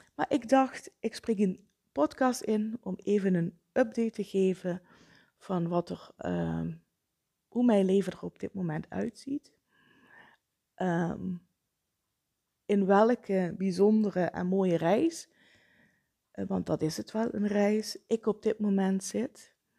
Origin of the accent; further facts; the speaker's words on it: Vijlen, Limburg, Netherlands; now in Kerkrade, Netherlands; in mijn oude thuis, het is het huis waar ik ben opgegroeid